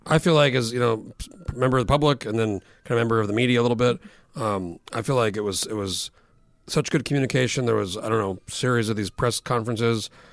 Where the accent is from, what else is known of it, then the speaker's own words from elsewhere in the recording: New Mexico, United States; moved away as an adult; now in Alaska, United States; I've been here fifteen years, and I grew up in New Mexico